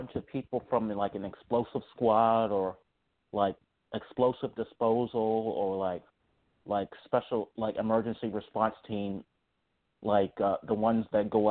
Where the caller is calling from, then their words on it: Charlottesville, Virginia, United States; I'm calling from Virginia